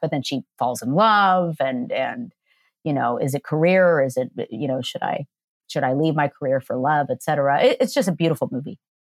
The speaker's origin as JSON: {"language": "English", "town": "Downey", "region": "California", "country": "United States", "tie": "born or raised there", "said": "I grew up in LA in Downey"}